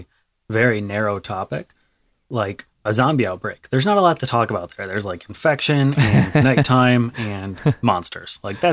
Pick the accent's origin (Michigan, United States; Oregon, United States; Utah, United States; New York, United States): Michigan, United States; I'm from Michigan.